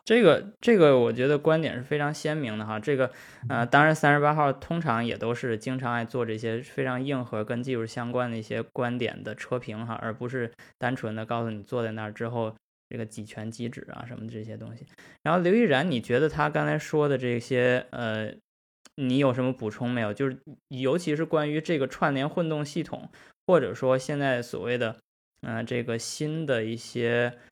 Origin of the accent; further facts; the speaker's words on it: China; moved away; 因为我们是中国人，我们是中国汽车人